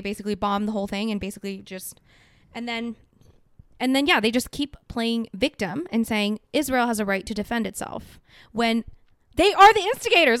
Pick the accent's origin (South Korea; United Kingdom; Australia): South Korea; now in Canada; I'm from Korea.